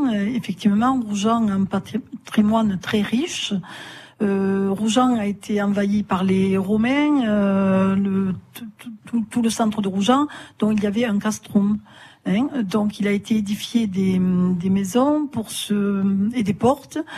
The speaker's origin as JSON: {"language": "French", "town": "Néfiès", "region": "Occitania", "country": "France", "tie": "born or raised there", "also_born_or_lived": "Pézenas", "said": "Piscinoise de naissance, mais ah. j'ai vécu euh, toute mon enfance sur Néfiès."}